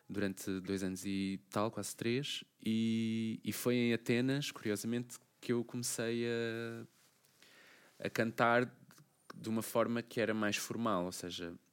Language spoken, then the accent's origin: Portuguese; Portugal; now in Greece; E eu disse, ah, eu sou de Portugal, pronto, apesar de estar a, a viver na Grécia, sou de Portugal e pronto, posso cantar um fado